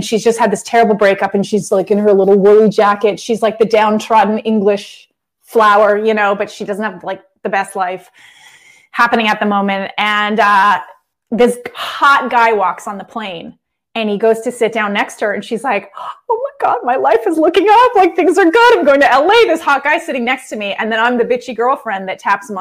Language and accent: English; Canada; now in Los Angeles, United States; I grew up in Canada in a small town